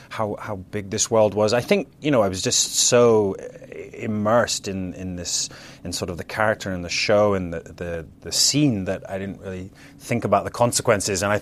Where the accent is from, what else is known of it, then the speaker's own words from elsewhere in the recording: Scotland, United Kingdom; also born or lived in London; Yeah, you know, I'm originally from Scotland, and I moved uh, to London, and I was there many years, and and uh, came to America a lot as well.